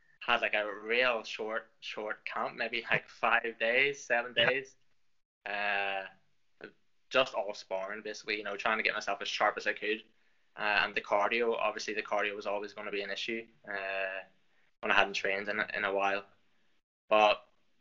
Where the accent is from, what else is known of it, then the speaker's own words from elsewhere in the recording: Lisburn, Northern Ireland, United Kingdom; accent: Irish; I'm from Northern Ireland, up in sort of in Lisburn, just south of Belfast